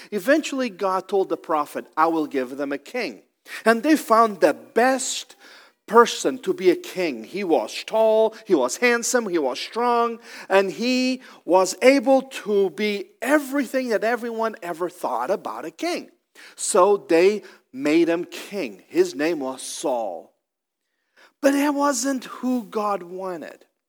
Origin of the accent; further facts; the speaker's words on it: Portugal; now in Columbus, United States; I'm originally from Portugal